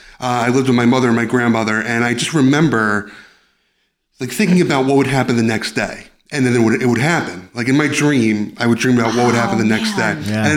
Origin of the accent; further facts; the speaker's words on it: Yonkers, New York, United States; I grew up in Yonkers.